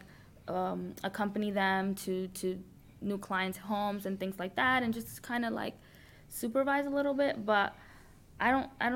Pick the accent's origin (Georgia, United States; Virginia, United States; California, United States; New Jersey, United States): New Jersey, United States; Paterson; also born or lived in Dominican Republic; I grew up in Patterson.